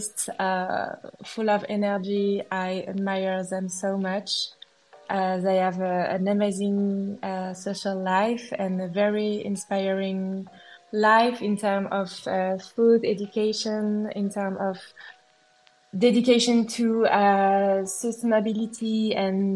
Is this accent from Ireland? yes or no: no; Brittany, France; moved away; Growing up in Brittany, which is a renowned agricultural region situated in the west of France, I was surrounded by farmers and tractors every day